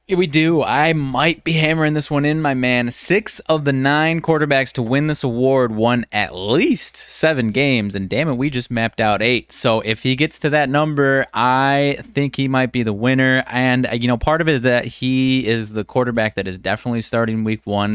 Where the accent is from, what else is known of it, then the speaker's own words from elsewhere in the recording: Rockford, Illinois, United States; I'm from the Rockford area